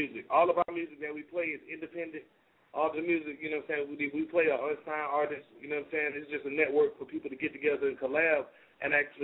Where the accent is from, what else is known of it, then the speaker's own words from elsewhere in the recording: Augusta, Georgia, United States; We're from Augusta, Georgia